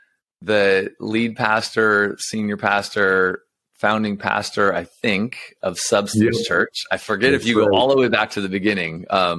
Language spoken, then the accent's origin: English; Las Vegas, Nevada, United States; now in San Diego, United States; I grew up in Vegas and I live in San Diego.